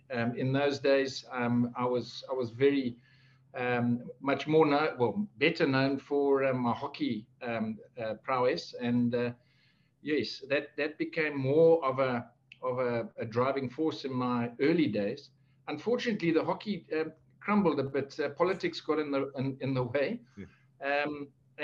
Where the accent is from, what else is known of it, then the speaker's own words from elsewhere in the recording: Zimbabwe; In the early days, I mean, for anybody who's ever had the opportunity to go there will know when I say it was literally an absolute privilege.